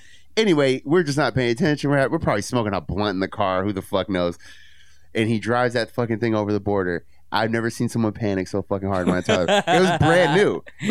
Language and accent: English; San Francisco, California, United States; I'm from San Francisco.